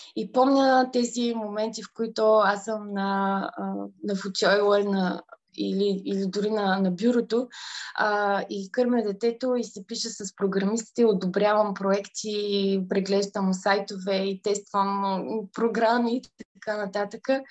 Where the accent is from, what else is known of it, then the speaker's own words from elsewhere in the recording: Aheloy, Burgas Province, Bulgaria; moved away as an adult; now in London, United Kingdom; Израснала съм в, в Ахелой